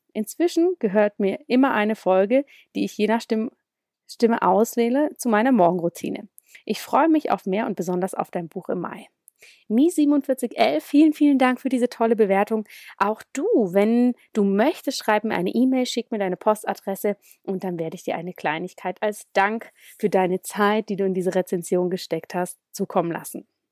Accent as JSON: {"language": "German", "region": "Zurich", "country": "Switzerland", "tie": "born or raised there", "said": "ziemlich viel immer von Zürich aus gearbeitet, meinem Heimatort"}